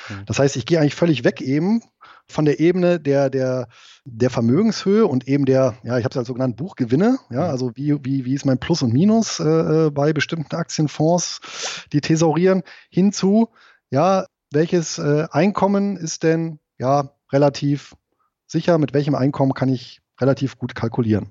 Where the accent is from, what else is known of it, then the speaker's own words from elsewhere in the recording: Germany; also born or lived in Southern Lower Saxony; now in Lower Saxony, Germany; bin aber hier geboren und aufgewachsen im Rheinland